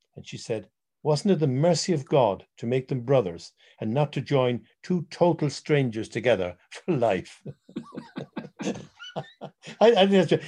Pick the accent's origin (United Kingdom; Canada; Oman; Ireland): Ireland; being Irish